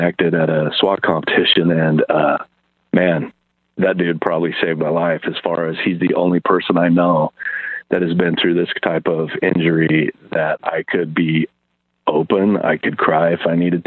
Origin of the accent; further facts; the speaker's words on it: Idaho, United States; I'm a kid from Idaho.